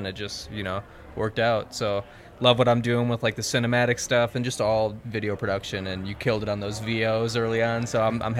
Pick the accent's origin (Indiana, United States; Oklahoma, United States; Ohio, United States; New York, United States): Indiana, United States; moved away as an adult; also born or lived in Colorado; now in Denver, United States; I'm actually from Indiana, was born here.